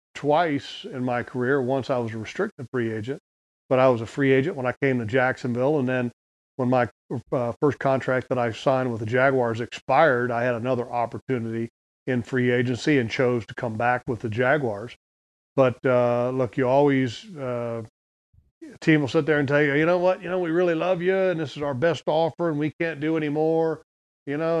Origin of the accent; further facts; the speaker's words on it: United States; I'm an American.